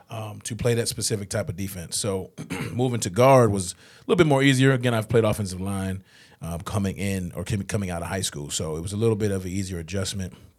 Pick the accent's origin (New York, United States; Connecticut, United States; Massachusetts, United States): Massachusetts, United States; Springfield; I grew up outside of Springfield.